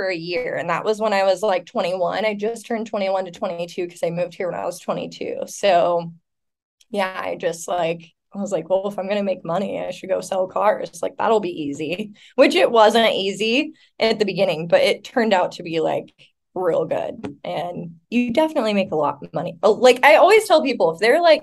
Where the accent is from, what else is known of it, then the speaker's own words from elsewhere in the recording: Elma, Washington, United States; moved away as an adult; also born or lived in Seattle, Washington; now in San Diego, United States; I'm originally from Elma, Washington, which is like population, like 3,500 people. I grew up on like a mini farm